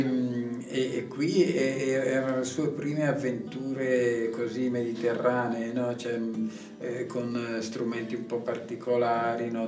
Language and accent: Italian; Valle di Scalve, Lombardy, Italy; dalle mie parti